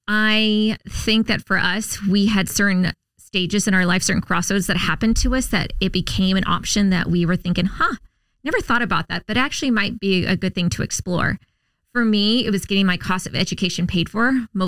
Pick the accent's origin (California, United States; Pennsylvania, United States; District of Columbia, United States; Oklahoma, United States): California, United States; Huntington Beach; also born or lived in Subic Bay, Philippines; I was born in Subic Bay on a U.S. naval base in the Philippines, and I grew up in the military on Navy bases just like the ones I serve on throughout my entire childhood. So we were in Huntington Beach.